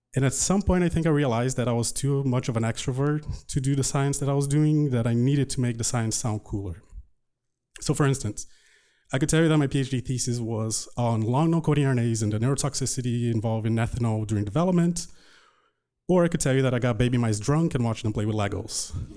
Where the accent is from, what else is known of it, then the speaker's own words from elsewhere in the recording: Brazil; English is a second language; moved away as an adult; now in United States; my growing up in Brazil.